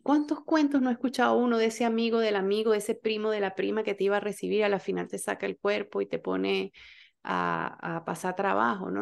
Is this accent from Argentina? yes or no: no; Venezuela; moved away; como venezolanos